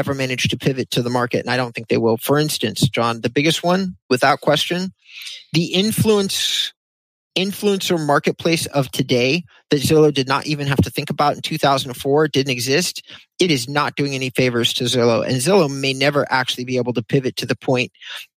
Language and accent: English; Thousand Oaks, California, United States; also born or lived in Agoura Hills, California; I grew up in Thousand Oaks and Agoura